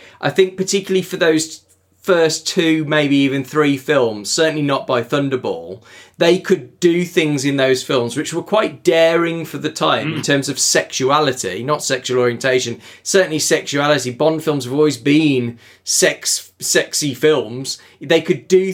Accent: United Kingdom; we're British

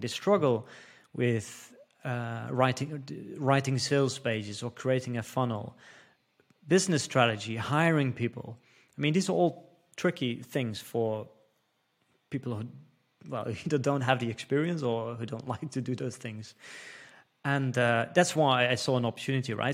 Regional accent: Netherlands; first language Dutch; English is a second language; moved away as an adult; I'm from the Netherlands, so Dutch is my first language

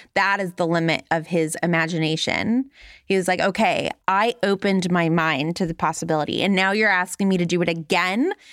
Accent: Los Angeles, California, United States; I grew up in Los Angeles in the nineties

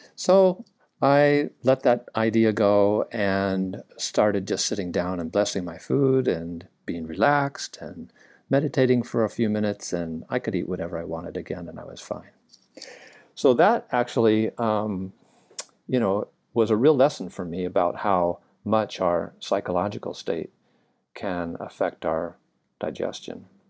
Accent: Southern California, United States; now in Hawaii, United States; I grew up in Southern California

